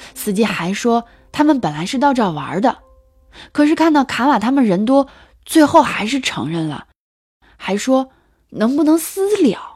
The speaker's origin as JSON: {"language": "Chinese", "area": "Hainan Tibetan Autonomous Prefecture", "region": "Qinghai", "country": "China", "tie": "born or raised there", "moved": "as an adult", "said": "我老家在青海省的海南藏族自治州。我们的村子啊，是那种特别闭塞的小地方。"}